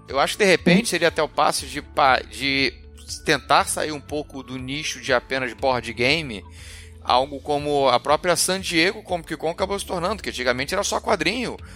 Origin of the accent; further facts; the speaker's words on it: Rio de Janeiro, Brazil; como carioca